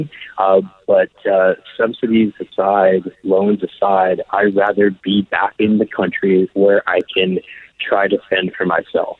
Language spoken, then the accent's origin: English; Canada; we are Canadian citizens abroad right now